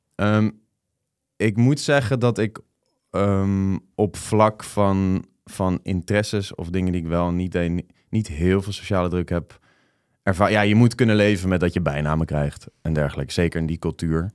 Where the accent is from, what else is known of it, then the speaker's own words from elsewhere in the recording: The Hague, South Holland, Netherlands; moved away; Den Haag, waar ik vandaan kom